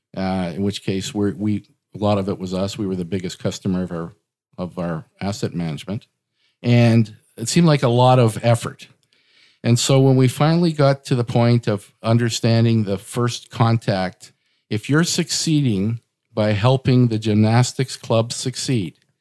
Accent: Portage la Prairie, Manitoba, Canada; now in Winnipeg, Canada; I got into real estate growing up in Portage La Prairie, which is about an hour west of Winnipeg.

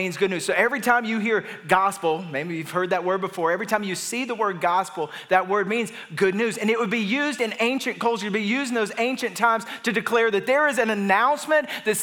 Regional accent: Atlanta, Georgia, United States; now in Nashville, United States; we live in Nashville, but we're from Atlanta

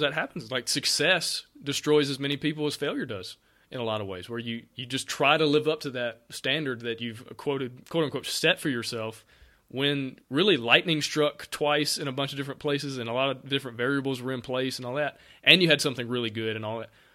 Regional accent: near Auburn, Alabama, United States; I'm from Alabama. I grew up right, literally thirty minutes down the road from Auburn

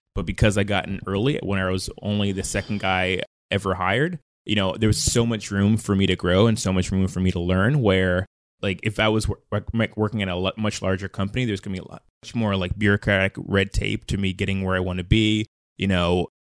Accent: Mount Vernon, New York, United States; also born or lived in North Carolina; now in San Francisco, United States; I was born in Money Earned in Mount Vernon in Westchester County, New York

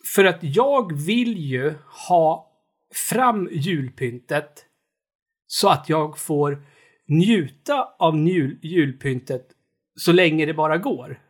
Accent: Knutby, Uppsala County, Sweden; moved away; när jag var liten och bodde i Knutby

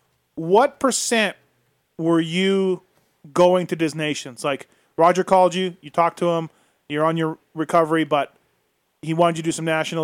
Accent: Canada; I'm Canadian

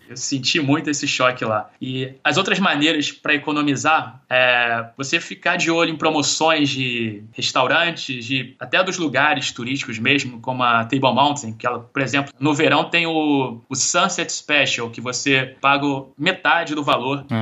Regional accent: Rio de Janeiro, Brazil; eu, como carioca

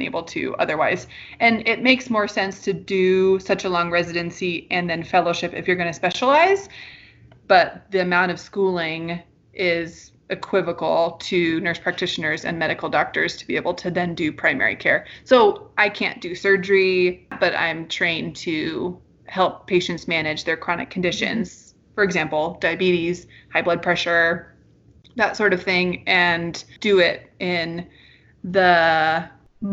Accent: Oregon, United States; moved away; I'm originally from Oregon

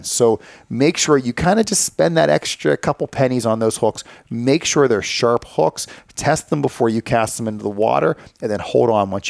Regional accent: United States; I mean, this is our bird. I mean, we're both American.

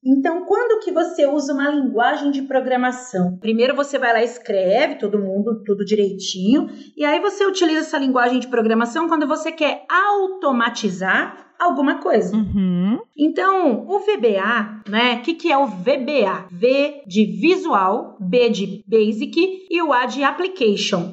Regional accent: São Paulo, Brazil; first language Portuguese; Eu sou aqui de São Paulo

